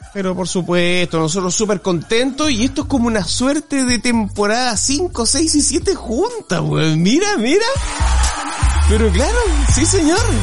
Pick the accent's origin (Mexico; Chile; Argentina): Chile; somos chilenos